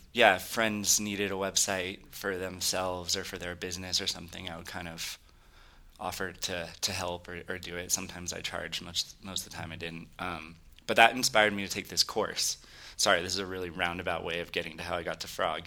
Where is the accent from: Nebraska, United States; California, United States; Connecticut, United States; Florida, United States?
California, United States; Silicon Valley; I grew up in California, uh, actually in Silicon Valley.